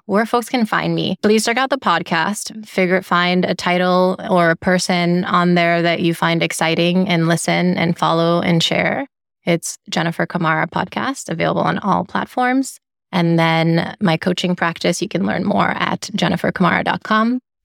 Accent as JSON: {"language": "English", "town": "Freetown", "region": "Western Area", "country": "Sierra Leone", "tie": "born or raised there", "moved": "yes", "lives_now": "United States", "said": "I grew up in Sierra Leone in West Africa, and I love to share that the capital city where I grew up is called Freetown"}